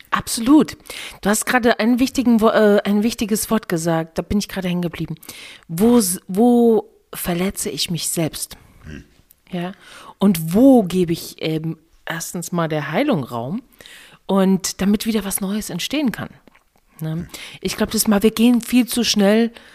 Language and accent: German; East Germany, Germany; ich komme aus dem Osten